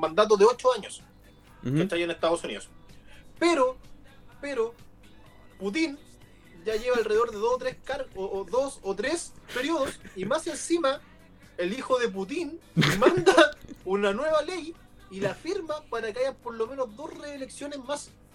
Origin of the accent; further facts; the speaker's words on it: Chile; soy chileno